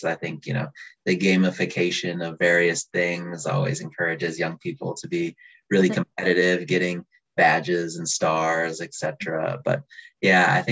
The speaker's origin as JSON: {"language": "English", "area": "just outside of Minneapolis", "region": "Minnesota", "country": "United States", "tie": "born or raised there", "also_born_or_lived": "St. Louis / Boston", "moved": "as an adult", "lives_now": "Seattle, United States", "said": "I grew up just outside of Minneapolis in Minnesota"}